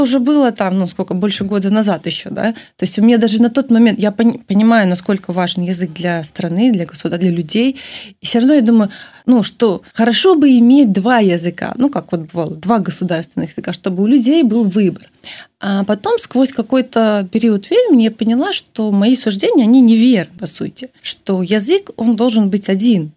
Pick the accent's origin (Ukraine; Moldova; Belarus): Belarus; Я всегда говорила, что я из Беларуси. Э, у меня было четкое представление, что это моя родина, моя страна.